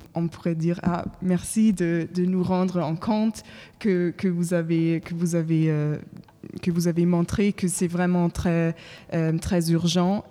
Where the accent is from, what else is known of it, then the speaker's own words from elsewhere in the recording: Germany; French is a second language; moved away as an adult; now in Paris, France; je viens de l'Allemagne